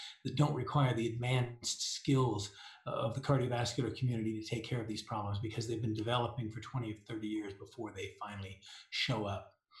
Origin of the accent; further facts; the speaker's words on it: Denver, Colorado, United States; I'm from Denver, Colorado